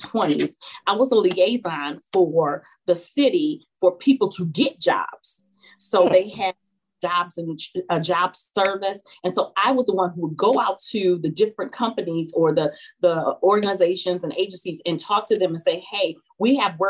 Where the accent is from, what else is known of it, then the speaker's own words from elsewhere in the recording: Elyria, Ohio, United States; I grew up in a small town outside, 26 miles outside of Cleveland, Ohio, which is called Elyria